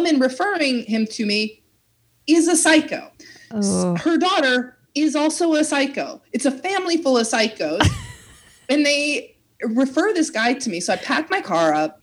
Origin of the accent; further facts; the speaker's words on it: small town outside Chicago, Midwest, United States; moved away as an adult; now in Los Angeles, United States; I'm from a small town outside of Chicago that I call Chicago